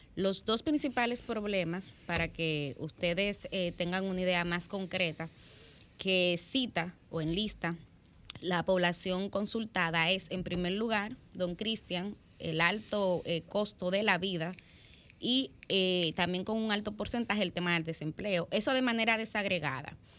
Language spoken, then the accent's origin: Spanish; Dominican Republic; nos sentimos como liceístas, primero como dominicanos